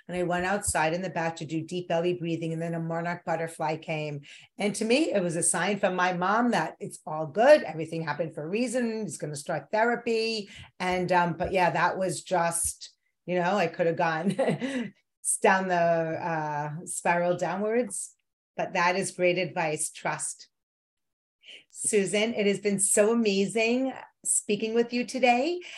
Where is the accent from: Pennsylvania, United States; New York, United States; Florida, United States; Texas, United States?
New York, United States; growing up in New York with a neurotic New York Jewish mother, becoming one